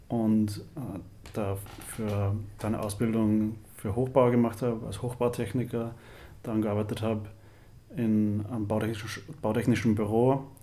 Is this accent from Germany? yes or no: no; Upper Austria, Austria; Äh, ich komme aus Oberösterreich, aus der Nähe von Linz und ich bin 26 Jahre alt.